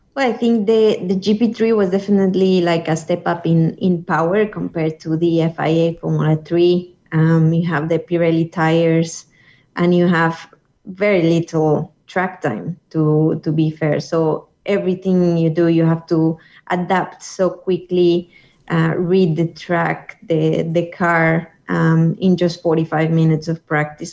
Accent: Colombia; my hometown in Colombia

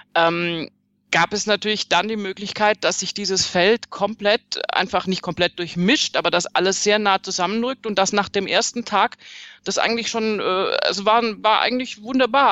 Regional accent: Swabia, Baden-Württemberg, Germany; ich bin Schwäbin

